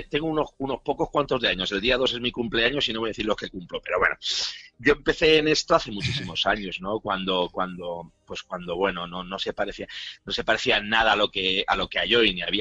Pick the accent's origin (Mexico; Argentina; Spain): Spain; Bilbao, Basque Country; yo soy de Bilbao, eh, originalmente de Bilbao, me he movido mucho por España. Eh, originalmente soy de Bilbao, tengo toda la familia de Bilbao.